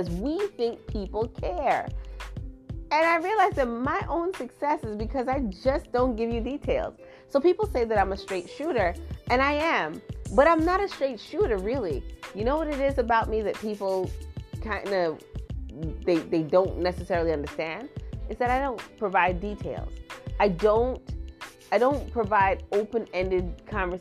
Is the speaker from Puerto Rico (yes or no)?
no; Trinidad & Tobago; now in United States; I am from Trinidad and I was raised in Trinidad